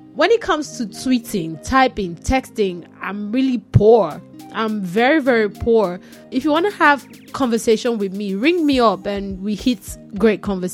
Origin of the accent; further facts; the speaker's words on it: Nigeria; I'm Nigerian